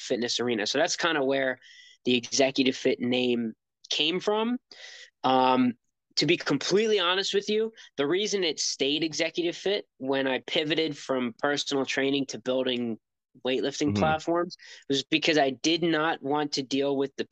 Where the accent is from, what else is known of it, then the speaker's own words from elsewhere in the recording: United States; I'm American and I take pride in being an American